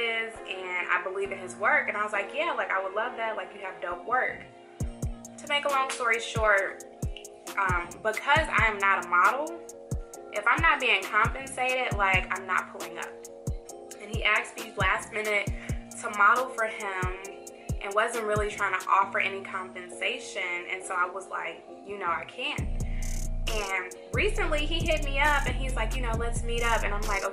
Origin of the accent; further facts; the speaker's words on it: Chicago, Illinois, United States; now in Atlanta, United States; I'm from Chicago